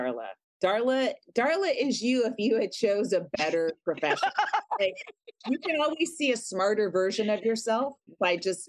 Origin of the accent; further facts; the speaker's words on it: the West, United States; but I'm from the West and it's not the West.